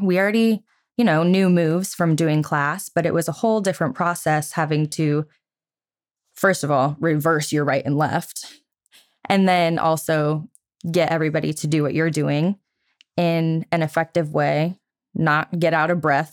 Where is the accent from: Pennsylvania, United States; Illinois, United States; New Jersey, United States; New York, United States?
Illinois, United States; Geneseo; moved away as an adult; I was born and raised in Geneseo, Illinois for the first twenty-one years of my life